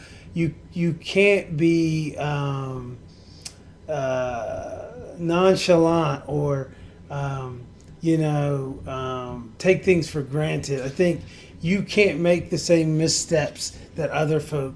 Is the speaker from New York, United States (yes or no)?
no; Staunton, Virginia, United States; moved away as an adult; also born or lived in Alexandria, Virginia; now in Washington, D.C., United States; I'm originally from Stanton, Virginia.